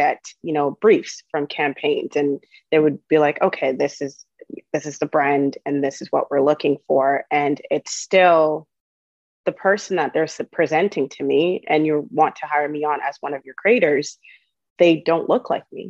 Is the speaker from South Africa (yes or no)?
no; Toronto, Ontario, Canada; English is a second language; also born or lived in Uganda; I grew up in Scarborough